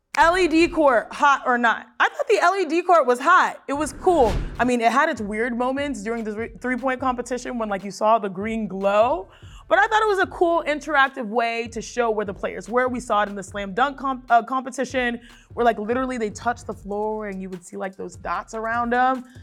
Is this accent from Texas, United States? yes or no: yes; Houston, Texas, United States; I'm from Houston